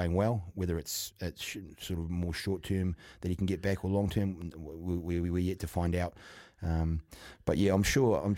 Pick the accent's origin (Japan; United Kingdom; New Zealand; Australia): New Zealand; Auckland; born and bred in Auckland, but North Harbour